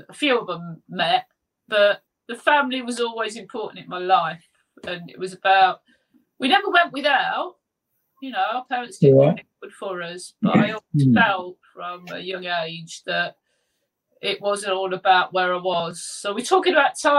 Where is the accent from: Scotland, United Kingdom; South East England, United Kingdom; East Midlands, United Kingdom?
East Midlands, United Kingdom; Leicester; also born or lived in Blandford Forum, Dorset; he moved down to Blandford Forum in Dorset, where I was born. Mm-hmm. Don't remember any of that, although mum and dad often reminded me. And then they moved back to Leicester